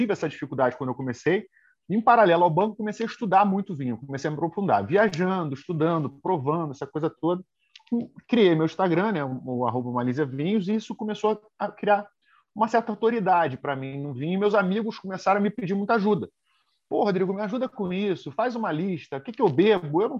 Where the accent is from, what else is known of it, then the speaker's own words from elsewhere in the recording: Rio de Janeiro, Brazil; moved away as an adult; now in São Paulo, Brazil; comecei no Rio de Janeiro, eu sou do Rio, né? E aí, em 2009, vim aqui para São Paulo